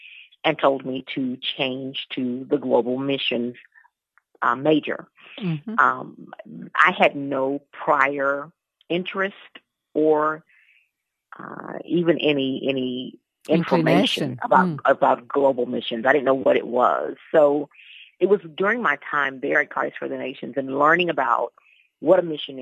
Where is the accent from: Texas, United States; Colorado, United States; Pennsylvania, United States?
Texas, United States; Houston; moved away as an adult; also born or lived in Dallas, Texas; now in South Africa; I'm originally from Houston, Texas